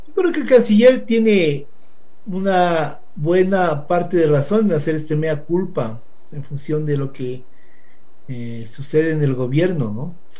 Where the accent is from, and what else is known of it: Ecuador